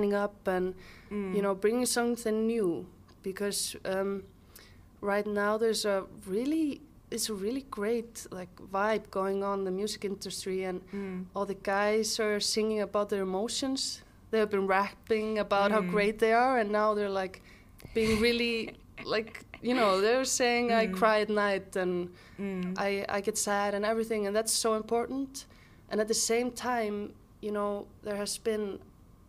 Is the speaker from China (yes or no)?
no; Mosfellsbær, Capital Region, Iceland; born or raised there; also born or lived in Reykjavik